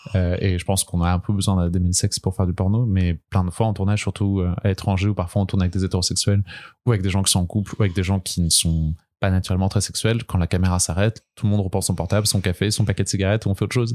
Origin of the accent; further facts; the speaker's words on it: Brest, Brittany, France; moved away as an adult; now in Paris, France; je viens de Bretagne, de Brest, mais je suis à Paris depuis maintenant 6 ans.